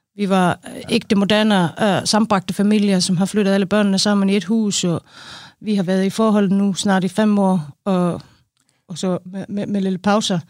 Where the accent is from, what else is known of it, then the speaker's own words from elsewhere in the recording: Iceland; Danish is a second language; moved away as an adult; now in Denmark; jeg er en islænding, 45, flyttede til Danmark for 12 år siden